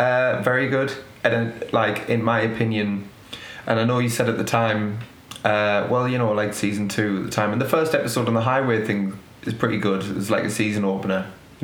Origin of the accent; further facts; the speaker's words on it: United Kingdom; you can argue that you're seeing it through Ted Lasso's eyes, even as a British person